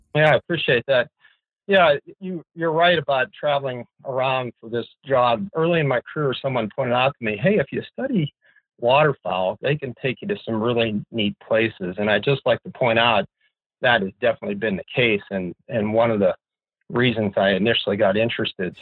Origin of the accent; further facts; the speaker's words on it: Pennsylvania, United States; now in Fairbanks, United States; I grew up in Pennsylvania